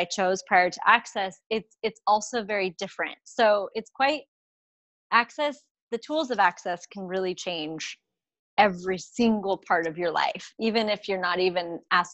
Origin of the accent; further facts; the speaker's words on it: United States; I'm from the United States.